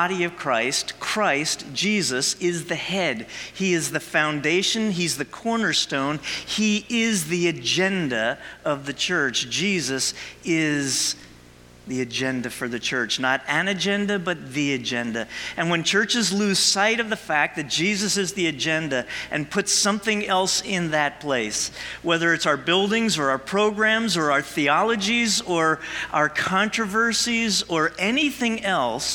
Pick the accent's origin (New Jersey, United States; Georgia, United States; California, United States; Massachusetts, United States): New Jersey, United States; I'm a Jersey guy. I was born and raised in Jersey